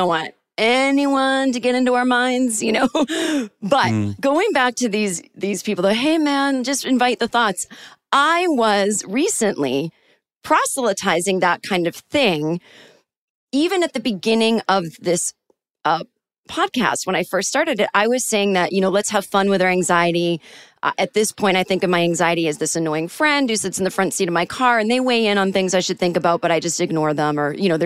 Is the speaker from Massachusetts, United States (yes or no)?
yes; Boston, Massachusetts, United States; I'm from Boston originally, and then my family is from Manchester, UK.